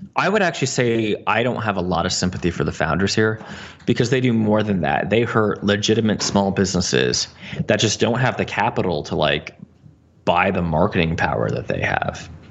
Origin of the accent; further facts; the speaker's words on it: New Jersey, United States; I'm from New Jersey